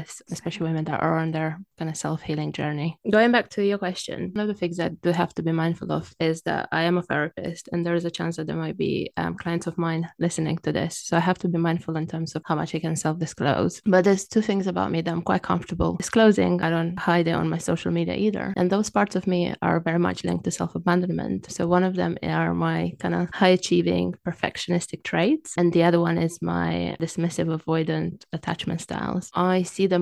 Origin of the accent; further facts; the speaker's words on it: Romania; English is a second language; moved away as an adult; now in London, United Kingdom; as you can tell from my accent, I wasn't born in the UK. I'm originally from Romania and I've lived in the UK for about 16, 17 years